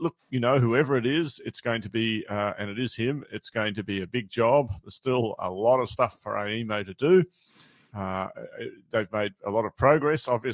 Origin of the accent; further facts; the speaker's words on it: near Uralla, New England, New South Wales, Australia; moved away; having just driven through Urala twice in the past 3 months and very close to my hometown